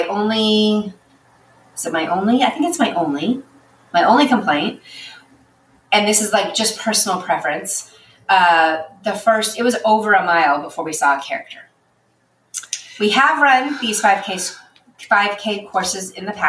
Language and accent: English; Northern Virginia, United States; I'm from Northern Virginia